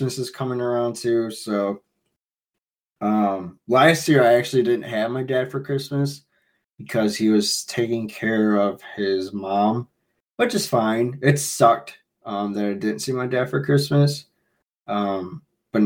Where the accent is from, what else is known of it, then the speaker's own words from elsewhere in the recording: Chicago, Illinois, United States; I'm from Chicago